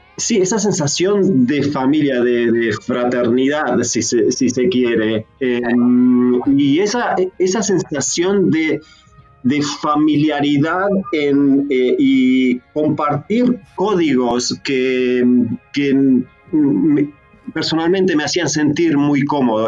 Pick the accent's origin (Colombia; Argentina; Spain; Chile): Argentina; San Pedro, Buenos Aires Province; also born or lived in San Martín, Buenos Aires / Santos Lugares, Buenos Aires; now in Australia; me crié en San Pedro, provincia de Buenos Aires